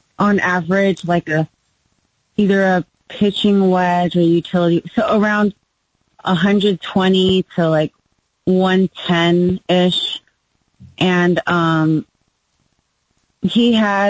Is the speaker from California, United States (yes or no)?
yes; Southern California, United States; moved away; I'm originally from California. And immediately my dad got me into golf lessons, played junior Southern California junior golf, played for high school